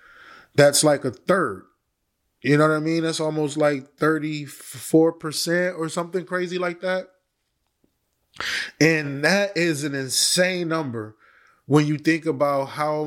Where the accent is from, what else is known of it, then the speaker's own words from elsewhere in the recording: Milwaukee, Wisconsin, United States; I kind of got reminiscent of a case that happened to an area that I'm from Milwaukee, Wisconsin.